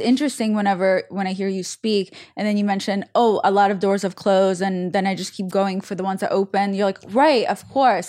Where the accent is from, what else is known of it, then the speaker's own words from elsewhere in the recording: Saint Petersburg, Russia; I'm from Saint Petersburg